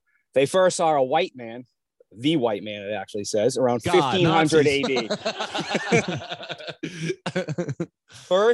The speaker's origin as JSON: {"language": "English", "town": "Boston", "region": "Massachusetts", "country": "United States", "said": "I'm from Boston"}